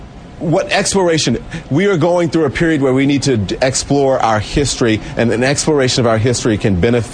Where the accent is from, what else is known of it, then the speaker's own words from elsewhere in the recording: Louisiana, United States; Today, Roland is in my home state of Louisiana, and that's where we start.